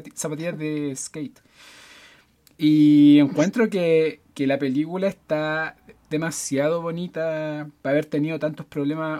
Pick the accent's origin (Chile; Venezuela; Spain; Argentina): Chile; Santiago, Santiago Metropolitan Region; soy de Recoleta, evidentemente. Eh, vivo muy cerca de los cementerios